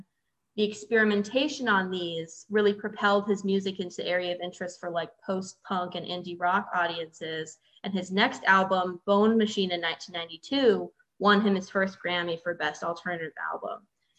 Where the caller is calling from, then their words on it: Orlando, Florida, United States; I'm calling in from Orlando today.